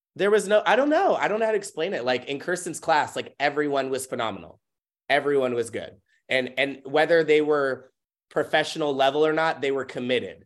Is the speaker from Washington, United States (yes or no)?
yes; Tacoma, Washington, United States; also born or lived in Auburn, Washington; I was born and raised in Tacoma